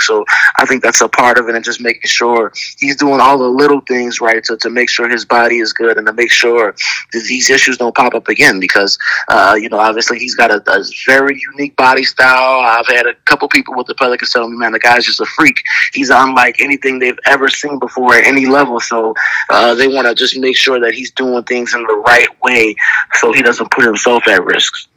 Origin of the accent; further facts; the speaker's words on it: New Orleans, Louisiana, United States; a team from my hometown